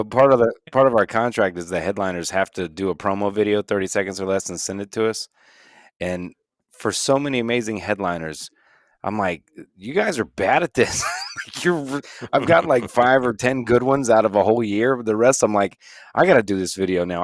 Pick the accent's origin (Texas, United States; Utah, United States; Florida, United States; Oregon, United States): Florida, United States; I'm born and raised in Florida